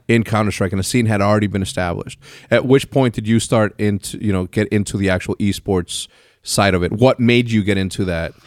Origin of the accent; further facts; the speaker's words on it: Texas, United States; I was born in Texas